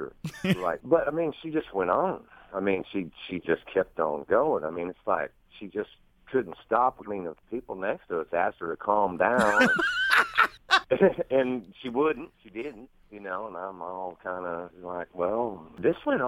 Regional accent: the South, United States; I'm from the South

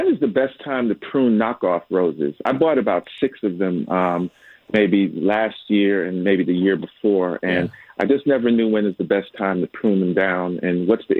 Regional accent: United States; moved away as an adult; now in Atlanta, United States; I'm from New York

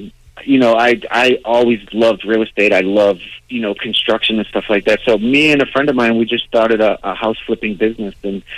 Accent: Boston, Massachusetts, United States; growing up in Dorchester

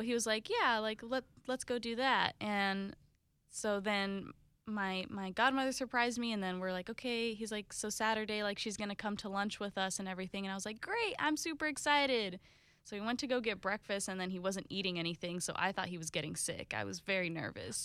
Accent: Jacksonville, Florida, United States; also born or lived in Italy / St. Augustine; most of my life, um, has been Jacksonville

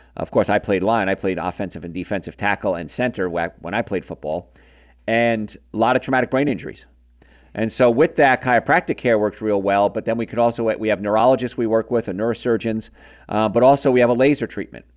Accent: Hoboken, New Jersey, United States; We're both from Hoboken

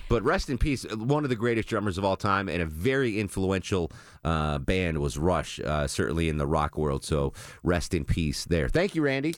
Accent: Connecticut, United States; Growing up in Connecticut in the seventies to eighties

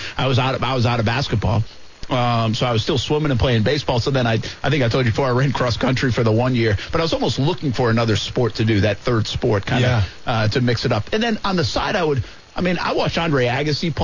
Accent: Rhode Island, United States; I grew up in Rhode Island

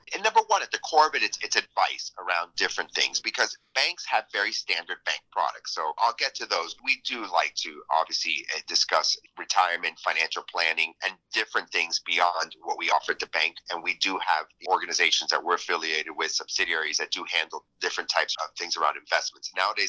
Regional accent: Miami, Florida, United States; I was born and raised in Miami, so I am a true Miamian, and I love the city

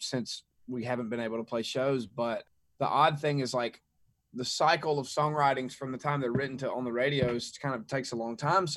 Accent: Mississippi, United States; I grew up in Mississippi

